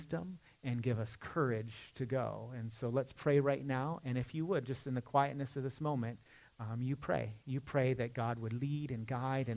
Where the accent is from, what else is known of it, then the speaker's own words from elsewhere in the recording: Michigan, United States; now in Charlotte, United States; I'm not a Southerner by birth. You know, I'm kind of adopted into the family. I'm from Michigan, where it actually snows